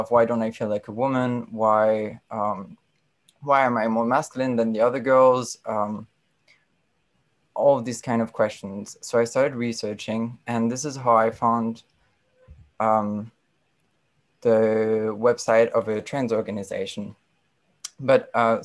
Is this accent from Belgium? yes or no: yes; Brussels, Brussels-Capital Region, Belgium; I grew up in Brussels and I'm French speaking.